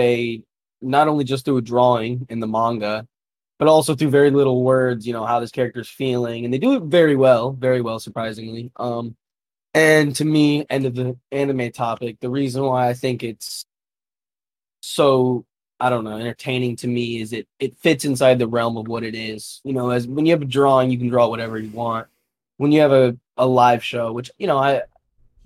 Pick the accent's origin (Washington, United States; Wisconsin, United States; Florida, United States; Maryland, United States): Florida, United States; Vero Beach; I'm from Florida. My whole family's from Ohio. Just a little preface. Lived here pretty much my whole life, though, Vero Beach, Florida